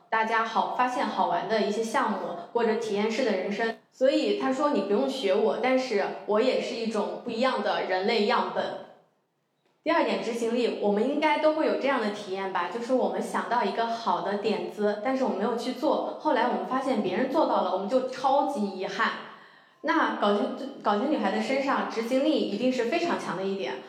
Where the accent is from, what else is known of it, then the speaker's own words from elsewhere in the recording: Anhui, China; moved away; 我呢，是出生在安徽的一个小县城里， 我从小是跟姥姥爷长大的，所以我的家庭非常传统